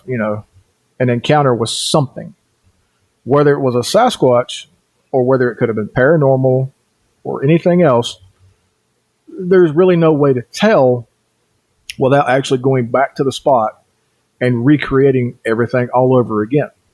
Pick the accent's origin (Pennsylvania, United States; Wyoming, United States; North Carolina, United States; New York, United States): North Carolina, United States; Cherokee Reservation, Swain County; also born or lived in southeast Idaho; now in Idaho, United States; I was born and raised on the Cherokee Reservation in North Carolina, and that's in Swain County for those of you who know